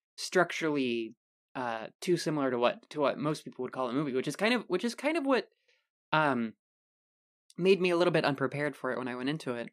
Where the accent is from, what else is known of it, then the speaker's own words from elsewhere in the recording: United States; we are dumb American